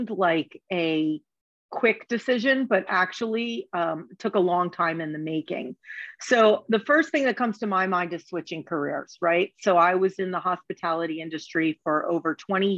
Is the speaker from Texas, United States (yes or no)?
no; New Jersey, United States; moved away; I'm originally from Jersey, and when I moved back to Jersey, as in Asbury Park